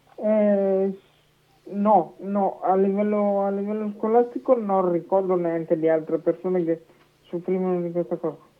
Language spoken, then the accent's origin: Italian; Manerbio, Lombardy, Italy; dalla società di Manervio del mio di paese, in, in provincia di Brescia